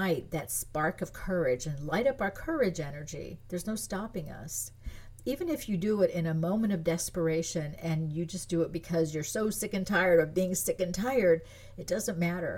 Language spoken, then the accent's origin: English; France; moved away; I was born in France. I grew up in France. Most of my family's French. I speak French